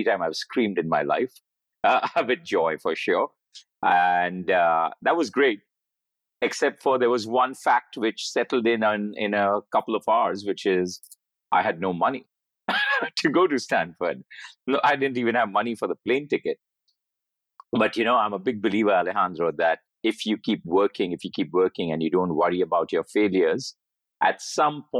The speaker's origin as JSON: {"language": "English", "town": "Mumbai", "region": "Maharashtra", "country": "India", "tie": "born or raised there", "said": "I grew up in Bombay"}